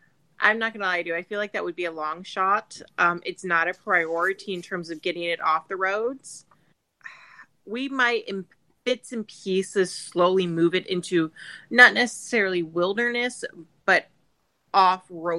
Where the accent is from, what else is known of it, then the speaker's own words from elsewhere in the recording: Plant City, Florida, United States; I was born and raised in Plant City. Yep. Okay. Born and bred Floridian.